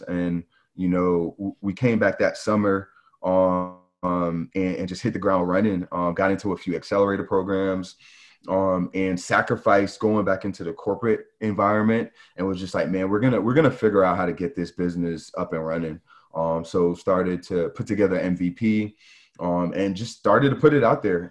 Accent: New York, United States; growing up in New York, you just get exposed to, you know, just, just so much

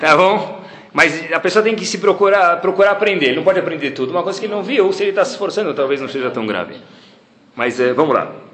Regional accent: Brazil; also born or lived in Baltimore, United States; eu como brasileiro

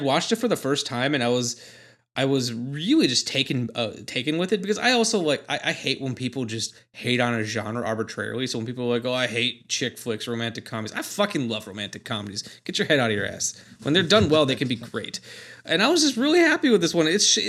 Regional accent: Milwaukee, Wisconsin, United States; I've not heard of them. I'm from Milwaukee.

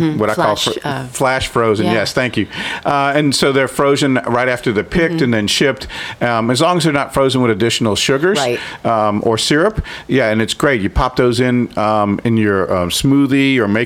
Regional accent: New Orleans, Louisiana, United States; growing up in New Orleans

